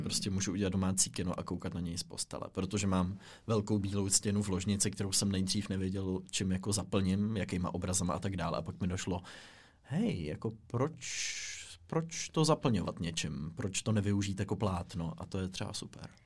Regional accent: Czechia; my všichni jako Češi

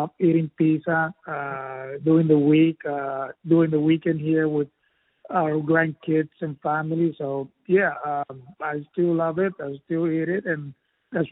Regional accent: Puerto Rico; I'm from Puerto Rico

